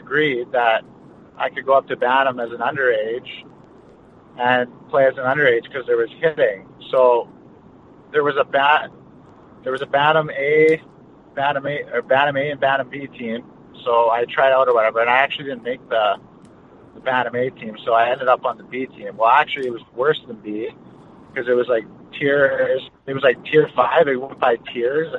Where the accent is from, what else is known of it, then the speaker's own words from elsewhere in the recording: Westlock, Alberta, Canada; also born or lived in Fort Saskatchewan; I was originally born in St. Albert. So I was born there. And then when I was about, I only lived there for about a couple years, and I moved to Fort Saskatchewan. Lived there for a bit, and then moved up north to a small town called Westlock, which is about an hour from Edmonton